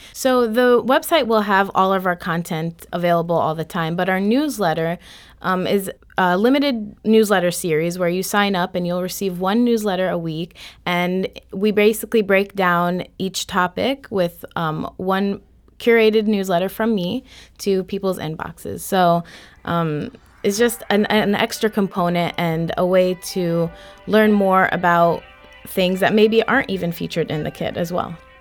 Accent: Florissant, Missouri, United States; growing up in North County in Florissant

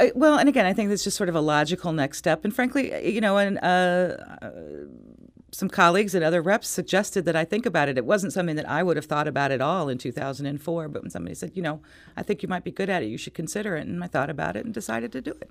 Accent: Richmond Heights, Missouri, United States; I'm from Richmond Heights

